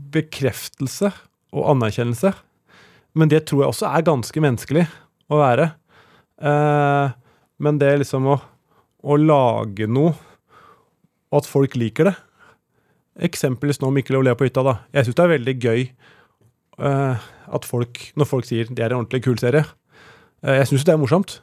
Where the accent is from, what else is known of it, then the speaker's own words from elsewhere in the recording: Tranby, Buskerud, Norway; Jeg vokste opp på Tranby, eh, som er mellom Oslo og Drammen.